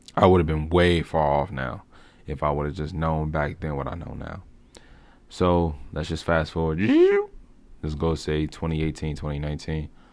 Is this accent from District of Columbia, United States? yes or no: yes; Washington, District of Columbia, United States; moved away as an adult; now in Maryland, United States; I was born and raised in Southeastern D C